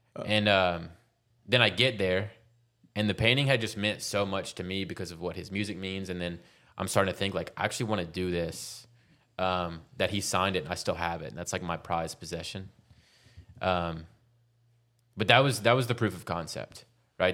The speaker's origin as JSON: {"language": "English", "town": "Baton Rouge", "region": "Louisiana", "country": "United States", "tie": "born or raised there", "also_born_or_lived": "Denver", "moved": "as an adult", "lives_now": "Austin, United States", "said": "I'm from Baton Rouge, Louisiana."}